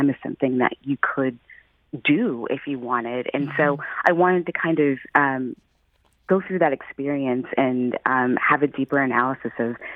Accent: St. Louis, Missouri, United States; now in Philadelphia, United States; I'm originally from St. Louis. I grew up there.

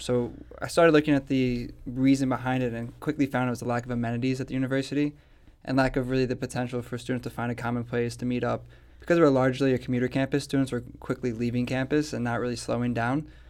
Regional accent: St. Louis, Missouri, United States; I, am a born and raised in St. Louis person

